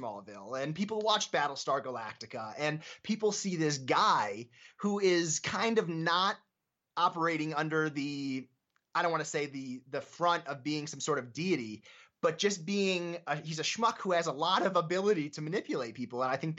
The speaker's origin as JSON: {"language": "English", "town": "Scranton", "region": "Pennsylvania", "country": "United States", "said": "I'm from Scranton, Pennsylvania, very close to like Binghamton and Albany and all those places."}